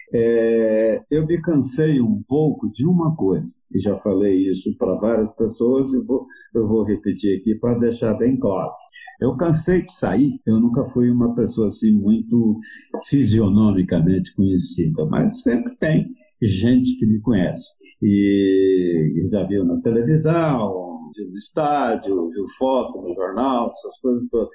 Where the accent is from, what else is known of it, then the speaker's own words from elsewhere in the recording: Itumirim, Minas Gerais, Brazil; moved away; also born or lived in Lavras / São Paulo; Eu morava numa cidade que, onde eu nasci, que se chama Itumirim, e que devia ter, na época, mil habitantes